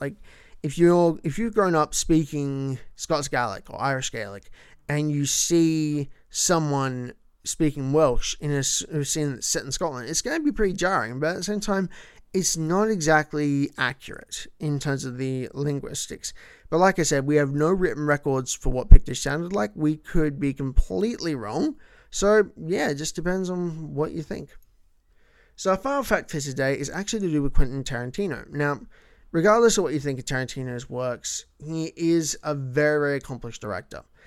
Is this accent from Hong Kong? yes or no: no; Melbourne, Victoria, Australia; first language English; Melbourne, my hometown